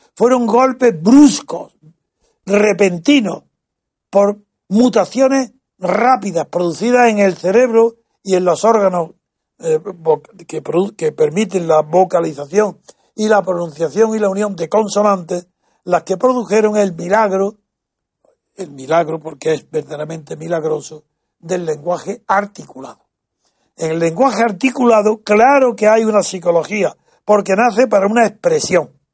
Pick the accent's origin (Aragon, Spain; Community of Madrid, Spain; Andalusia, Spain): Andalusia, Spain; Yo soy andaluz